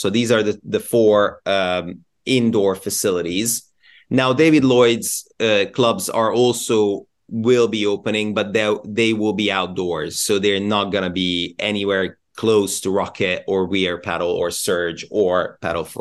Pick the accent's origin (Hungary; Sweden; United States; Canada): Hungary; Budapest; now in United Kingdom; I'm from Hungary, I'm from Budapest originally